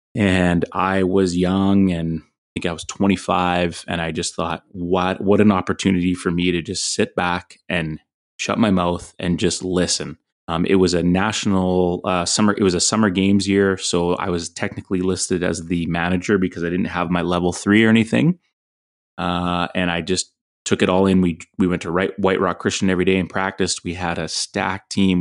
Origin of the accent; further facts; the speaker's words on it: Fraser Valley, British Columbia, Canada; Growing up in the Fraser Valley, playing at Terry Fox, you know Pitt Meadows being a rival